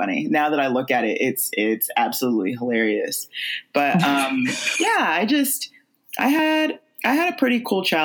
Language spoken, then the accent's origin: English; California, United States; I am from California, born and raised